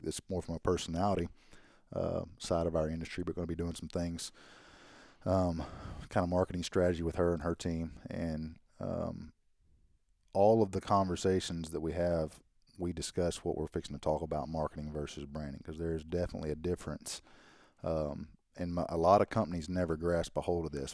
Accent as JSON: {"language": "English", "region": "Arkansas", "country": "United States", "said": "We're from Arkansas."}